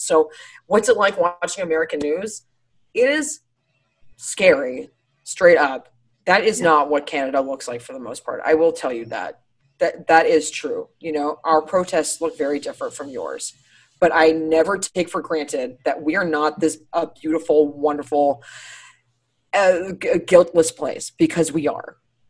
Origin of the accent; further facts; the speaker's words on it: Ireland; Actually, I'm Irish. I use like a mild salsa.